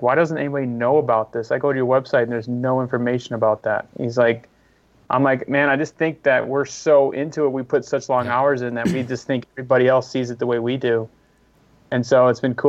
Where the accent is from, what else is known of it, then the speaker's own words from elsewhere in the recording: Midwest, United States; moved away; also born or lived in West Coast; as a Midwesterner moving west